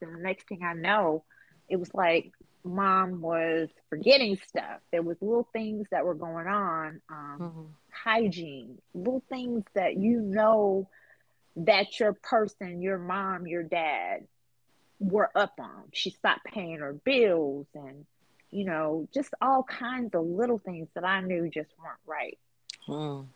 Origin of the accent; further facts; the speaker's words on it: Boston, Massachusetts, United States; moved away as an adult; now in Mobile, United States; I'm in Alabama, Mobile, I'm from Boston. My folks are in Boston.